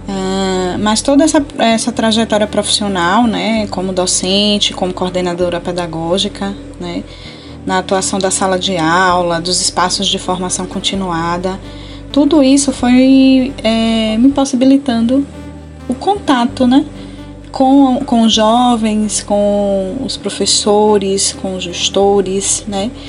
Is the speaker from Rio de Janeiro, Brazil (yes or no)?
no; Tucano, Bahia, Brazil; born there; eu trabalhei na zona rural do município de Tucano, né, mais especificamente no lugar onde eu nasci, a Rua Nova.